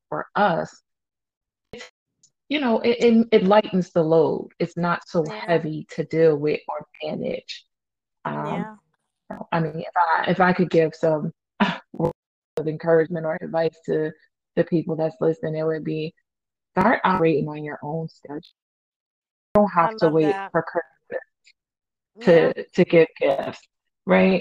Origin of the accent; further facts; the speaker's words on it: United States; I'm an American